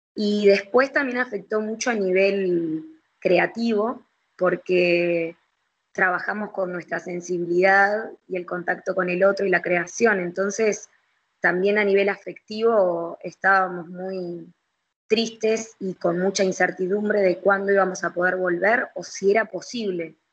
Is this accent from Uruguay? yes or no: yes; Montevideo, Uruguay; nosotros como montevideanos